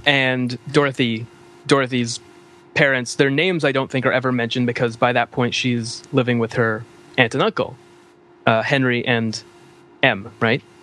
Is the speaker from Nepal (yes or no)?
no; Canada; being a Canadian